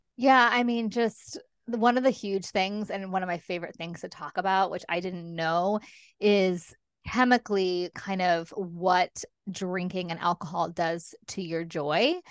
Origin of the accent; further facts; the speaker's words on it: Los Angeles, California, United States; moved away as an adult; now in London, United Kingdom; I live in London, as you said, um, but I'm originally from Los Angeles. I've been over here for fifteen years.